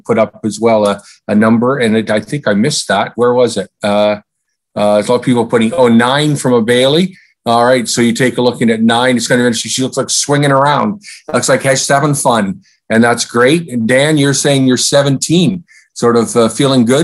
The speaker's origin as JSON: {"language": "English", "country": "Canada"}